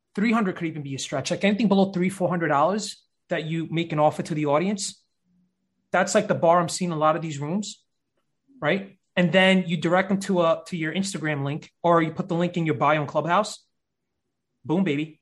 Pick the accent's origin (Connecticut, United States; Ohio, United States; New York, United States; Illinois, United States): New York, United States; New York City; Born and raised in uh, Brooklyn, New York